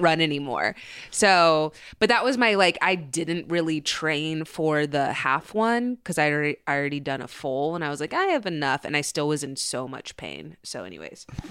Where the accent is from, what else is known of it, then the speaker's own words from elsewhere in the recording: Dallas, Texas, United States; the high school I went to in Dallas